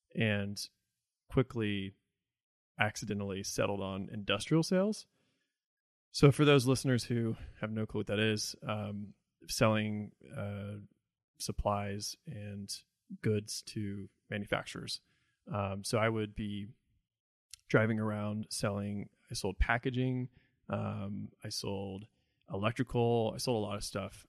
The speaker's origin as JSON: {"language": "English", "town": "Evansville", "region": "Indiana", "country": "United States", "tie": "born or raised there", "also_born_or_lived": "Jacksonville, Florida", "said": "I was born in Florida, in Jacksonville. Uh, I lived there till I was ten. And then I moved to Evansville, Indiana. Uh, and I identify as a Hoosier."}